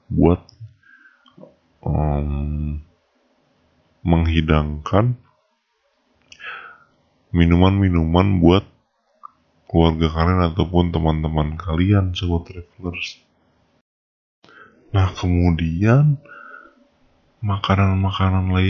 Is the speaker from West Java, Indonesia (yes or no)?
yes; Depok, West Java, Indonesia; karena aku juga berasal dari Depok